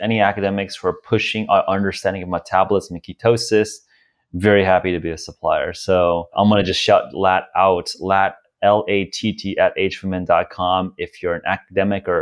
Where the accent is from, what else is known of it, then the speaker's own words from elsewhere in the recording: United States; as an American